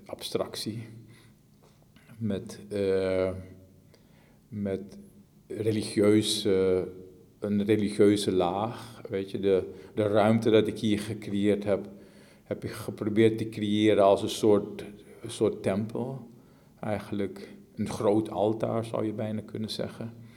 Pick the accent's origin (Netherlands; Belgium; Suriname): Suriname; In, het, in gebieden waar ik vandaan kom, in gebieden in Suriname